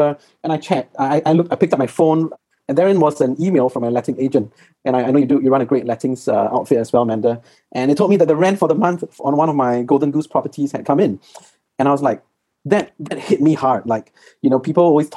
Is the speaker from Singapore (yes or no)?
yes; Singapore; I'm from Singapore